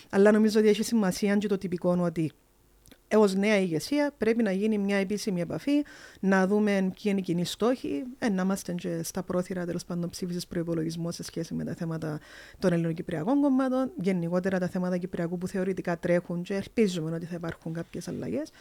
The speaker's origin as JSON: {"language": "Greek", "area": "a small village in the Marathasa valley", "region": "Limassol District", "country": "Cyprus", "said": "Εγώ έρχομαι από ένα πολλά μικρό χορκό"}